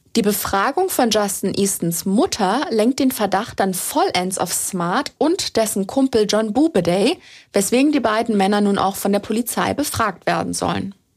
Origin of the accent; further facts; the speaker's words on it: Germany; bei uns in Deutschland